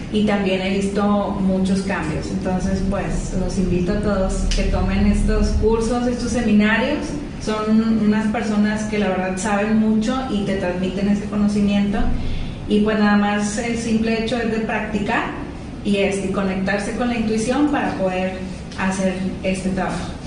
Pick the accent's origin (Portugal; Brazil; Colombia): Portugal; de lo soy portuguesa. Ah, sí es ¿eh? portuguesa.